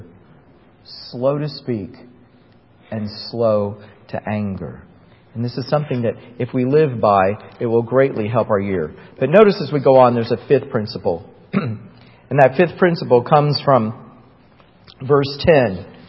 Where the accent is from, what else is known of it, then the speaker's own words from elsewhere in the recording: Titusville, Florida, United States; moved away as an adult; I was back in my hometown in Titusville, Florida